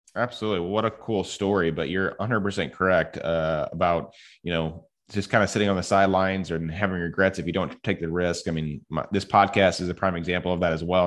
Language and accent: English; Edwardsville, Illinois, United States; we grew up in Edwardsville together. My dad was a barber in Edwardsville